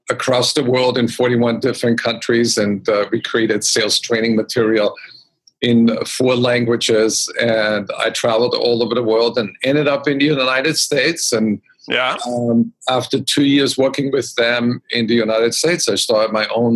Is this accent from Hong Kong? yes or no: no; Austria; I grew up in Austria